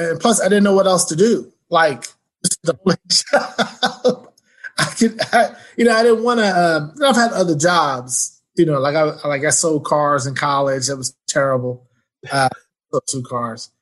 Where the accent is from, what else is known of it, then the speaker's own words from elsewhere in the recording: New York, United States; moved away as an adult; also born or lived in Indiana / Pittsburgh; now in Plano, United States; I'm from New York.